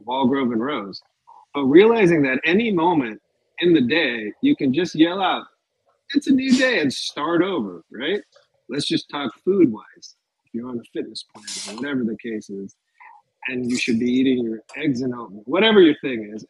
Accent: Los Angeles, California, United States; it's in LA, it's in my hometown where I'm born, raised.

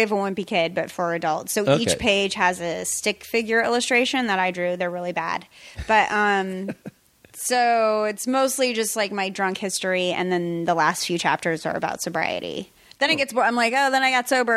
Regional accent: Colorado, United States; born or raised there; moved away as an adult; also born or lived in New York; now in Los Angeles, United States

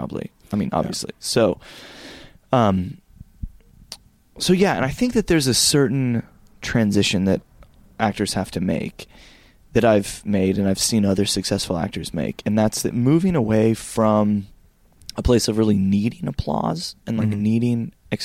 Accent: Denver, Colorado, United States; growing up in Denver

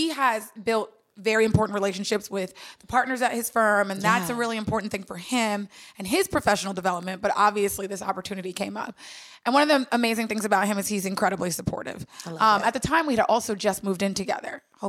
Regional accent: Long Island, New York, United States; also born or lived in Washington, D.C.; And I'm from New York originally. I grew up in Long Island. So my family's still here in Brooklyn.

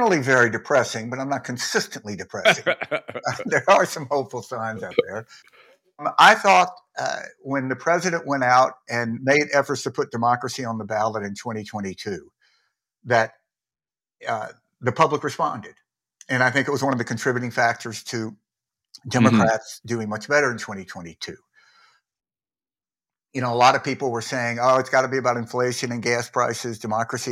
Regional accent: Mississippi, United States; When I was growing up in Mississippi

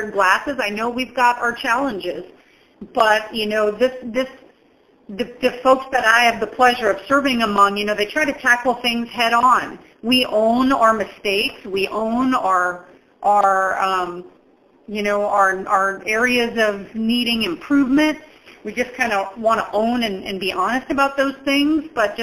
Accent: Dubuque, Iowa, United States; now in Quad Cities, United States; I grew up in Dubuque.

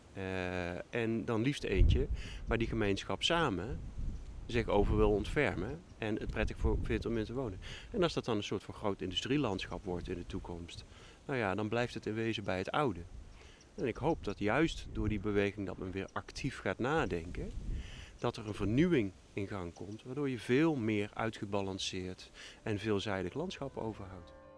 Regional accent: Limburg, Netherlands; now in Groningen, Netherlands; Ik kom dus uit Limburg

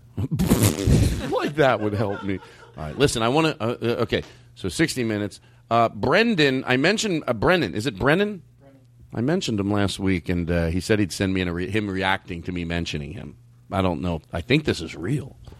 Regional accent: Philadelphia, Pennsylvania, United States; I was born in Philadelphia

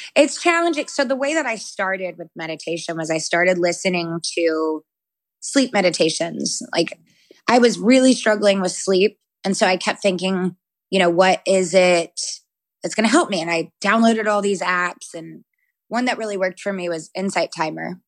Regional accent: the South, United States; I grew up Christian and in the South

